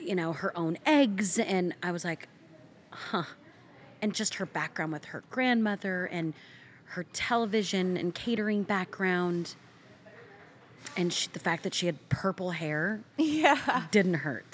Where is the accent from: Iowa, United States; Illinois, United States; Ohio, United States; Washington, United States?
Iowa, United States; also born or lived in South Dakota; we moved to Iowa, my mom and I, when I was pretty little, one